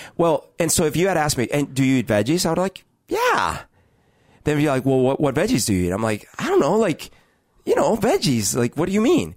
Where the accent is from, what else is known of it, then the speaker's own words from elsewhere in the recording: Colombia; now in Seattle, United States; I grew up in Colombia